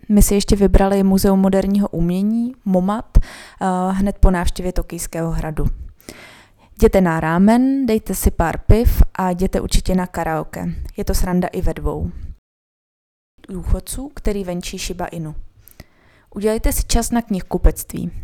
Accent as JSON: {"language": "Czech", "region": "Bohemia", "country": "Czechia", "said": "jsme z Čech"}